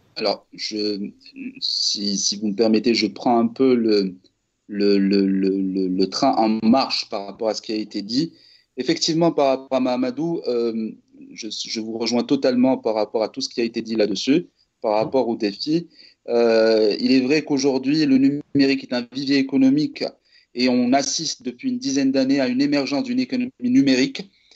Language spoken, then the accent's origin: French; Morocco; je suis marocain